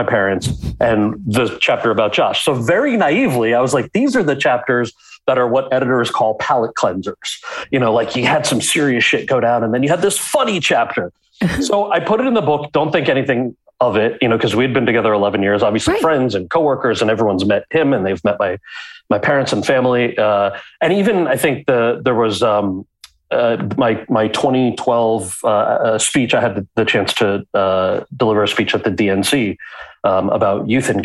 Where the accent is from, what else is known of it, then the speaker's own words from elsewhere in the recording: outside of New York City, United States; I grew up outside of New York City